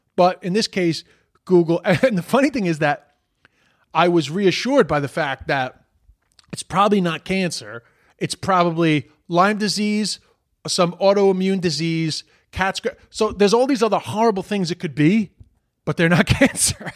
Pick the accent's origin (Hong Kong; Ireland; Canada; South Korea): Ireland; Dublin, Leinster; accent: generic Dublin; my generic Dublin accent